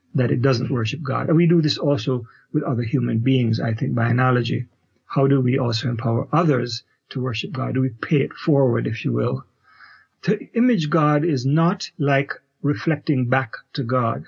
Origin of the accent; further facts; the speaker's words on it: Kingston, Jamaica; moved away as an adult; also born or lived in Canada; now in United States; so I am originally a Jamaican, grew up in Kingston, Jamaica, did my Bachelor of Theology degree there, and immigrated to Canada after